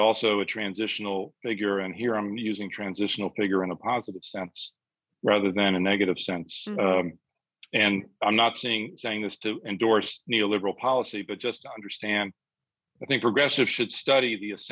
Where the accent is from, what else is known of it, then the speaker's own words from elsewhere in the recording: United States; moved away as an adult; now in England, United Kingdom; I'm an American living in Britain